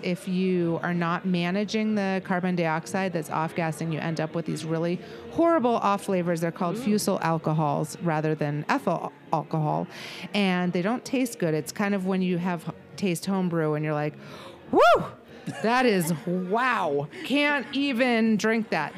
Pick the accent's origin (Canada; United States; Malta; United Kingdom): United States; Vermont; my heritage, which I'm from Vermont